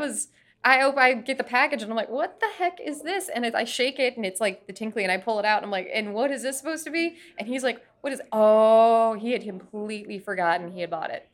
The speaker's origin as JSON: {"language": "English", "region": "Florida", "country": "United States", "tie": "born or raised there", "said": "I was growing up in Florida"}